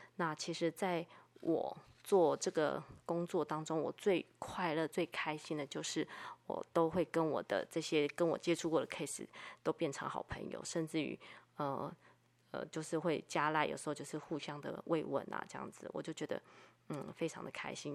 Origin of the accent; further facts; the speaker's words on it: Taiwan; 我生在台湾